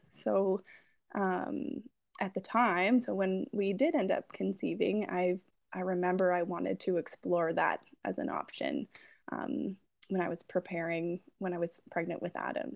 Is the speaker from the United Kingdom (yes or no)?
no; Peterborough, Ontario, Canada; I'm from Peterborough, uh, Ontario